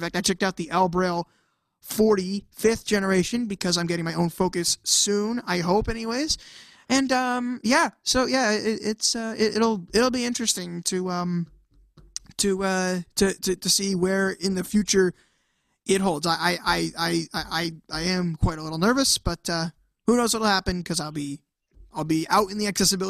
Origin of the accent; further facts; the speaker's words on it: Manchester, North West England, United Kingdom; So I'm from Manchester. I am 18 years old at the time at the time we record this, and I'm totally blind.